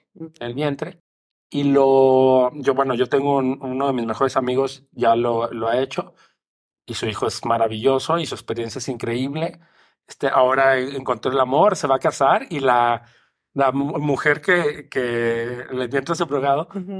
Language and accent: Spanish; Mexico; mi país